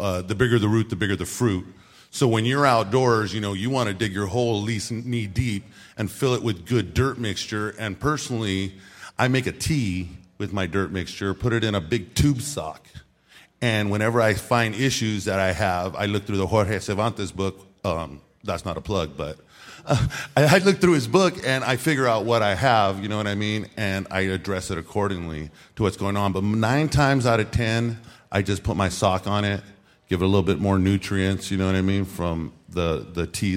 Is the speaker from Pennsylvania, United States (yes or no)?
no; California, United States; now in Oregon, United States; growing up in California